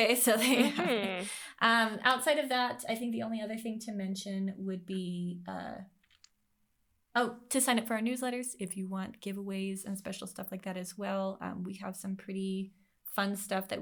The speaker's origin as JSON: {"language": "English", "town": "San Diego", "region": "California", "country": "United States", "tie": "born or raised there", "said": "I was born and raised in San Diego"}